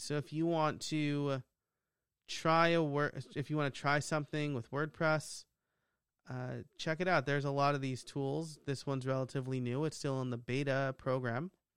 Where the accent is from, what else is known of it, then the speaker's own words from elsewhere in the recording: New York, United States; I'm from New York